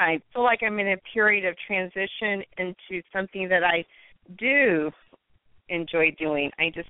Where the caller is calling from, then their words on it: Las Vegas, Nevada, United States; I'm calling from Las Vegas.